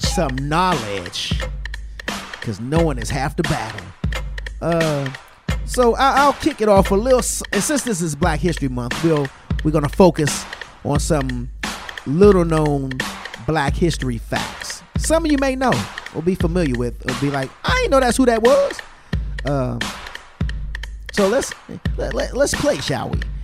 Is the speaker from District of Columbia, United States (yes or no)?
yes; Washington, District of Columbia, United States; Washington, D.C., my hometown